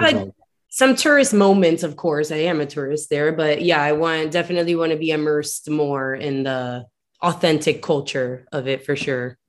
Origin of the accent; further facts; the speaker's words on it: Miami, Florida, United States; also born or lived in New York City, United States; I'm from Miami proper, uh, but only first generation Miami